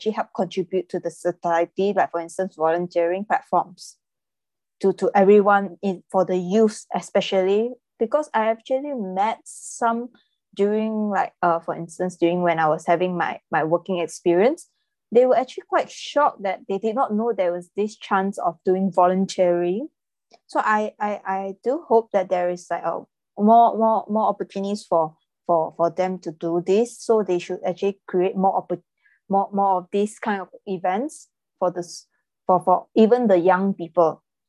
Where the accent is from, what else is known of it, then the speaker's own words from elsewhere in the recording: Malaysia; In my opinion, I'm from Malaysia, so the future of volunteering in my country